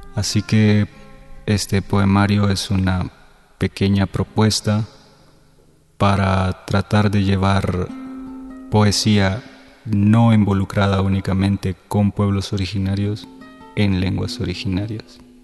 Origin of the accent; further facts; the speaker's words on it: Panama; also born or lived in El Salvador; now in Mexico City, Mexico; nací en El Salvador, crecí en Panamá, actualmente vivo en Ciudad de México